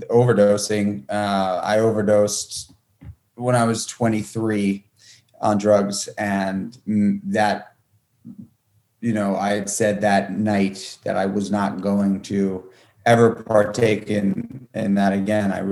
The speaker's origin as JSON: {"language": "English", "town": "New York City", "region": "New York", "country": "United States", "tie": "born or raised there", "said": "I got my first job in a restaurant when I was 12, going on 13 in New York City. I grew up in Manhattan"}